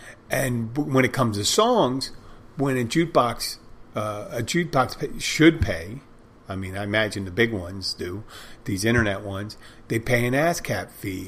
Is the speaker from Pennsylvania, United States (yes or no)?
yes; Philadelphia, Pennsylvania, United States; moved away; I am from Philadelphia originally